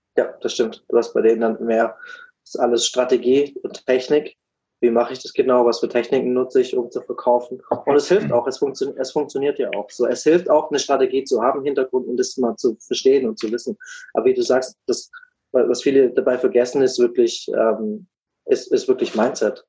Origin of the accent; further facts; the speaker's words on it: Black Forest, Baden-Württemberg, Germany; moved away as an adult; also born or lived in Freiburg; now in United States; ich komme ursprünglich auch aus, ähm, aus einer ganz ähnlichen Richtung wie, wie der Dom aus dem Schwarzwald, aus einem ganz kleinen Kaff